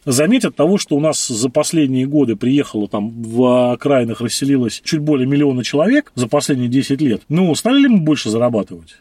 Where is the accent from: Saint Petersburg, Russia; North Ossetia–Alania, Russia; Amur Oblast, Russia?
Saint Petersburg, Russia; Мы коренные петербуржцы, мы здесь родились, мы здесь выросли